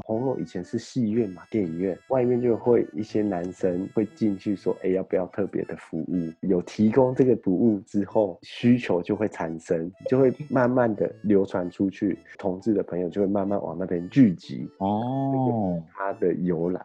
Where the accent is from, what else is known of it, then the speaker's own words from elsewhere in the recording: Taiwan; moved away; also born or lived in Shimokitazawa, Tokyo, Japan; 我们台湾的全联百货中心